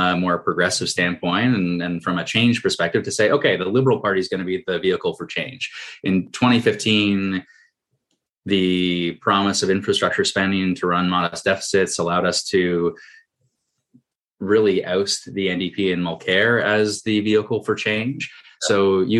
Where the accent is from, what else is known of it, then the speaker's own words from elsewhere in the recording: Toronto, Ontario, Canada; I'm from Toronto